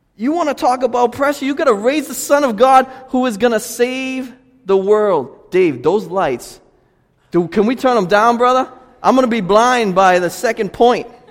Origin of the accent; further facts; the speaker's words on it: Lynn, Massachusetts, United States; also born or lived in Boston; I'm from Lynn